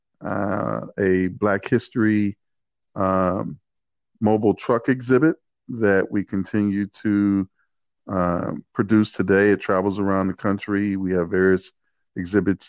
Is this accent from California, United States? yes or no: no; Cleveland, Ohio, United States; I grew up in Cleveland, Ohio